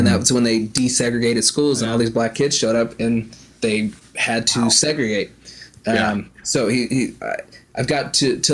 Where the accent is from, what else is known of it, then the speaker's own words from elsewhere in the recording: Olympia, Washington, United States; moved away as an adult; now in Florida, United States; We're from Olympia, Washington, which is about an hour south of Seattle.